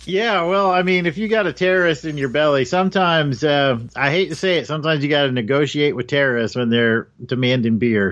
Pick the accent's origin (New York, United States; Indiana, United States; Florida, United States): Indiana, United States; moved away; I'm from the Midwest, uh, Indiana right. originally